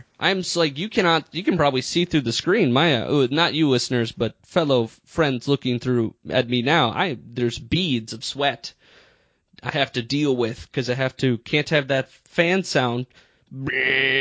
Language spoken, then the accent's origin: English; Minnesota, United States; I was born and raised in Minnesota